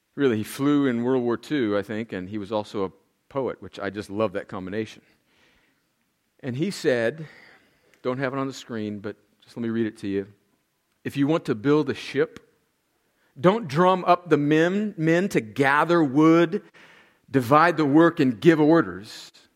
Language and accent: English; El Centro, California, United States; moved away as an adult; also born or lived in New York; went home to El Centro, California for Thanksgiving. That's my hometown. I moved away from 503 Winsley, El Centro, California, in June of 1989. I went away to college in New York, left. I was 18 years old